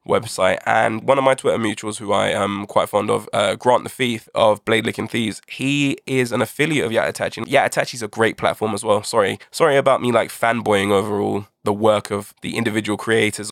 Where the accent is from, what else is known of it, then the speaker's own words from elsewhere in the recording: United Kingdom; by my accent, I'm sure you can tell I'm from the UK.